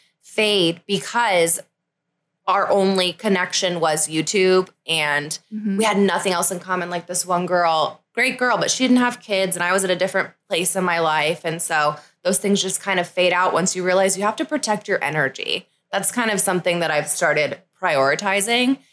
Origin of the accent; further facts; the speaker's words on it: Atlanta, Georgia, United States; I'm right from Atlanta